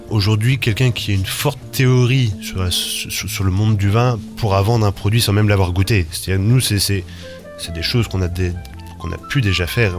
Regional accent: Rennes, Brittany, France; moved away as an adult; also born or lived in Toulouse / New Zealand; en, Bretagne, à Rennes, d'où je suis, euh, originaire.

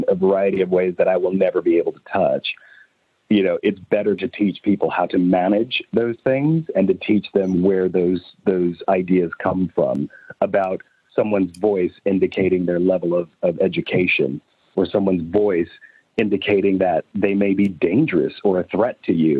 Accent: United States; accent: American; now in London, United Kingdom; Because it is it's American in the same way that, Americans love the British accent, because it evokes, this poshness.

